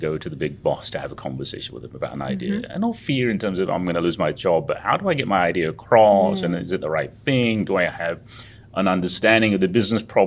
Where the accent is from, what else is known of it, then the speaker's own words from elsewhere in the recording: England, United Kingdom; moved away as an adult; also born or lived in Uganda / India; now in United States; I was born in Uganda, which is a long way away in Africa, and then actually refugees to England at the time. So I grew up in England, and then went to school in India for a while, and went back to England